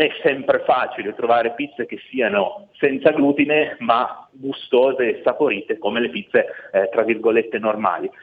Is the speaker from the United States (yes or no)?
no; Piedmont, Italy; Io da buon piemontese adoro il vitello tonnato, è proprio un altro prodotto tipico d'eccellenza della mia regione